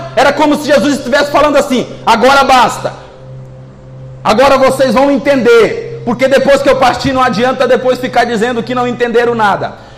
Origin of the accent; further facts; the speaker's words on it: Northeast Brazil, Brazil; moved away; Nós que somos nordestinos